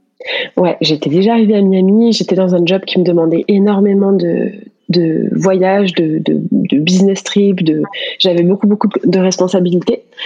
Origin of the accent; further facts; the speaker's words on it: France; moved away as an adult; also born or lived in Paris; now in United States; on est français tous les deux